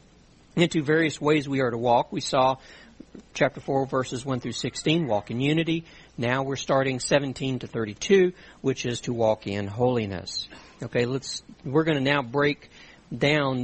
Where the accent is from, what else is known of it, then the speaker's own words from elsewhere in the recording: South Louisiana, United States; I grew up in South Louisiana